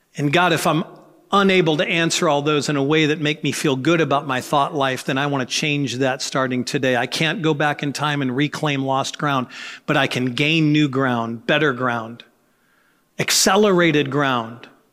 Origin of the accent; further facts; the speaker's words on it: United States; as an American, living as I live